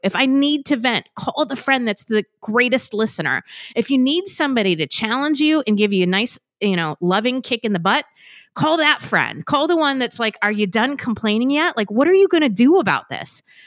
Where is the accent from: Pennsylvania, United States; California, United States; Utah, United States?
California, United States; moved away as an adult; now in Massachusetts, United States; I was born and raised in California.